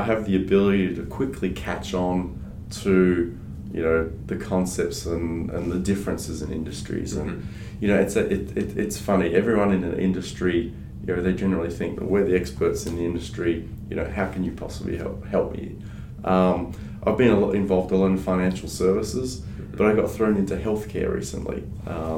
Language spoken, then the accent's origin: English; Australia; first language French; English is a second language; also born or lived in France; I grew up mainly in Australia, but spent a lot of time in France